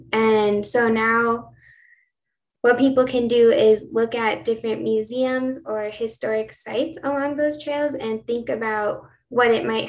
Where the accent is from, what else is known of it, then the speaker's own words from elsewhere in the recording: New Mexico, United States; I wanted to do my PhD in my hometown to have the opportunity to study more about New Mexico and the history of New Mexico.